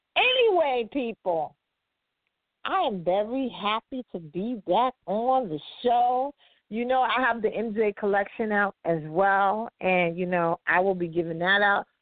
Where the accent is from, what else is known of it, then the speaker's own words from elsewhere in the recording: New York City, New York, United States; I'm from Harlem, Harlem, New York.